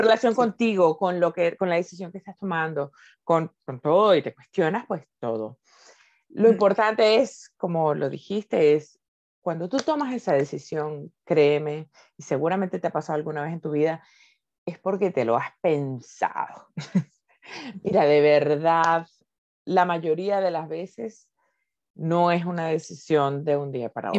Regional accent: Venezuela; moved away as an adult; now in Spain; soy venezolana viviendo en Venezuela

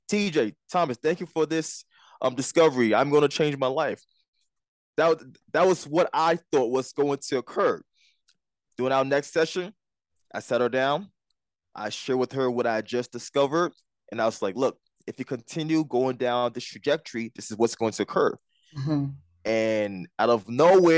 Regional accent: Liberia; now in Jersey City, United States; I wasn't born here. I was born in Liberia

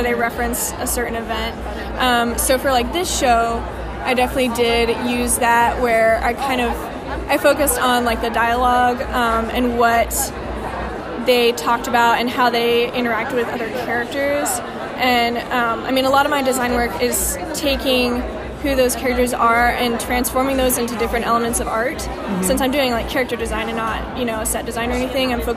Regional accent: Colorado, United States; moved away as an adult; also born or lived in Texas; now in Waco, United States; I am from Colorado. But, you know, I've been in Texas for the past 3.5 years

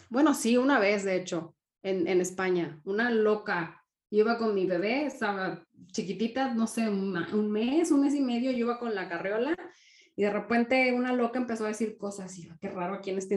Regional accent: Mexico; now in Denmark; Sí, o sea, por ser mexicana

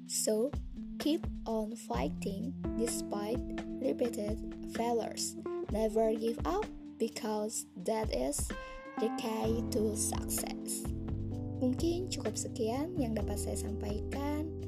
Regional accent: Bandung, West Java, Indonesia; born there; Aku lahir di Bandung pada tanggal 30 September 1998.

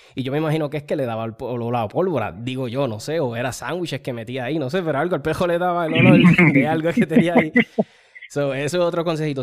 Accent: Chicago, Illinois, United States; moved away; also born or lived in Puerto Rico; yo nací en Chicago y tengo muchas amistades por allá y familia

